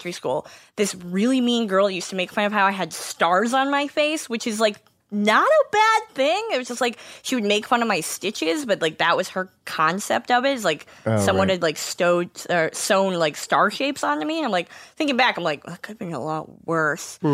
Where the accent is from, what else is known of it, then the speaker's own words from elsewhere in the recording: Rochester, New York, United States; accent: Western New York; also born or lived in Atlanta; I'm from Rochester